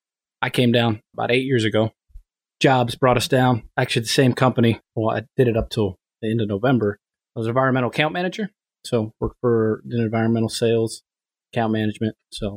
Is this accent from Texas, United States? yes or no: no; Troutville, Virginia, United States; moved away as an adult; also born or lived in Richmond, Virginia; now in Apex, United States; So originally from Southwest Virginia, just north of Roanoke, small town called Troutville.